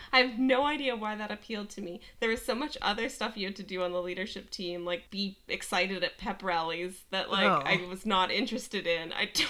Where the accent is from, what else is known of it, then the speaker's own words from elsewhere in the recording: Manitoba, Canada; we came all the way from Manitoba to see them.